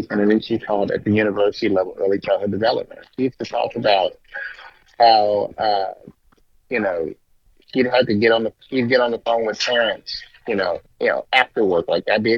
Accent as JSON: {"language": "English", "area": "Bay Area", "region": "California", "country": "United States", "said": "we're from the Bay Area"}